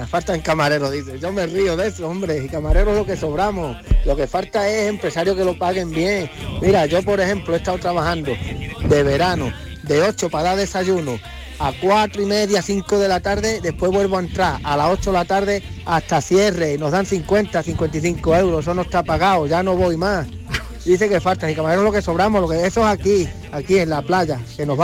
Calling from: Benalmádena, Andalusia, Spain; de Benalmádena.

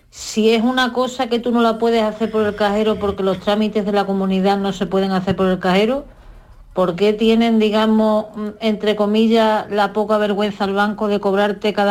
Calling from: Huelva, Andalusia, Spain; de Huelva

